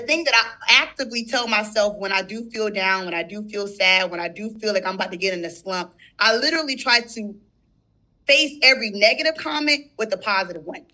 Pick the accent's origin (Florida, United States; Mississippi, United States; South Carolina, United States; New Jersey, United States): South Carolina, United States; St. Stephen; I'm from St. Stephen, South Carolina